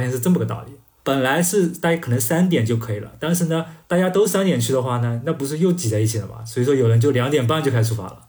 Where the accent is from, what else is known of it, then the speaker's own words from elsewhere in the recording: China; 我们中国人